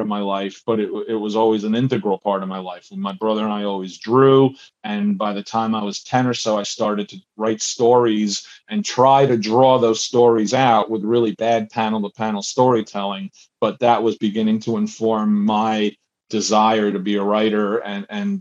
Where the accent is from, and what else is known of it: New Jersey, United States; born or raised there; also born or lived in Buenos Aires, Argentina / Queens, New York